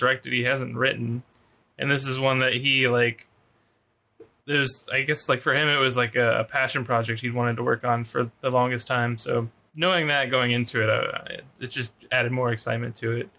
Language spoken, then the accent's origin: English; Cajun French, Louisiana, United States; I'm Cajun French